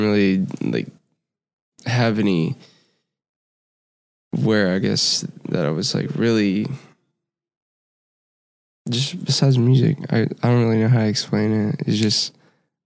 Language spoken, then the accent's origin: English; Houston, Texas, United States; I'm from Houston, Texas